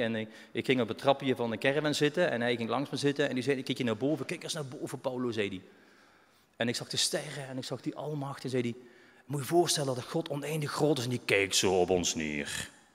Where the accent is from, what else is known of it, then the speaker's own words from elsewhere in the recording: Belgium; now in Netherlands; ik ben een Belg